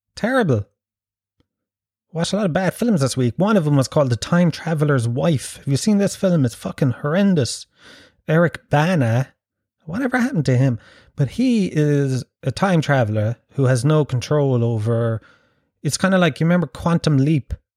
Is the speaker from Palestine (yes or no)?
no; Ireland; I was born and raised in Ireland